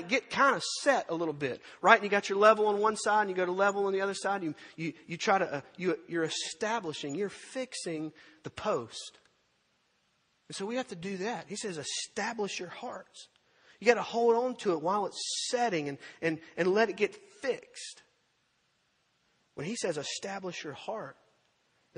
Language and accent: English; Purvis, Mississippi, United States; When I was a kid growing up in Purvis, Mississippi